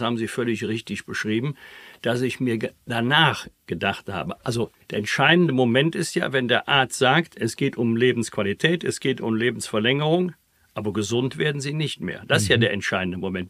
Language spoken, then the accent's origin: German; Bergisch Gladbach, North Rhine-Westphalia, Germany; in meiner Heimatstadt Bergisch Gladbach